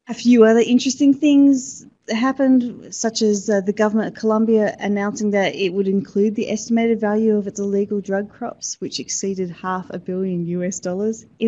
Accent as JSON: {"language": "English", "town": "Sydney", "region": "New South Wales", "country": "Australia", "said": "I'm actually from Sydney"}